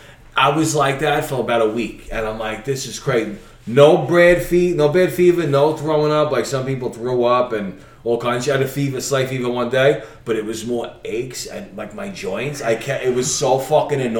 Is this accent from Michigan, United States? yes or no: no; New York City, New York, United States; I'm from Brooklyn